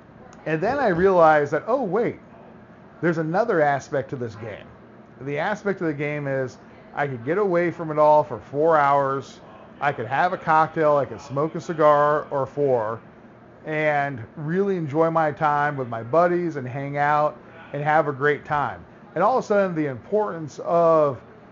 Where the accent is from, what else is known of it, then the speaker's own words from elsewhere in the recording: Florida, United States; moved away; I grew up in Florida